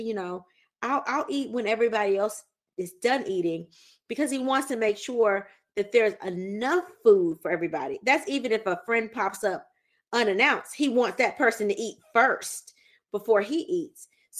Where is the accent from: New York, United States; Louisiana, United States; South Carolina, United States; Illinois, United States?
Louisiana, United States; My husband is Southern. He's from Alabama. I'm from Louisiana.